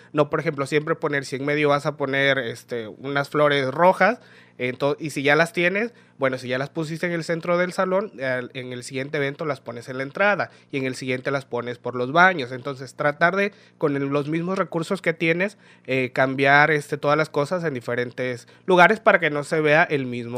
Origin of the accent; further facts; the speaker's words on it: Nuevo Laredo, Tamaulipas, Mexico; moved away as an adult; now in Ciudad Isla, Mexico; nací aquí en Isla, soy oriundo de Ciudad Isla, pero eh, solamente estudié hasta primer año de primaria, de ahí ya sabes, eh, los papás para buscar el sueño americano, que mis papás decidieron irlo a buscar, nos mudamos este, a otra ciudad, nos fuimos a vivir a Nuevo Laredo, a Tamaulipas, no Texas, Tamaulipas. Y allá estudié lo que fue desde segundo año de primaria hasta mi preparatoria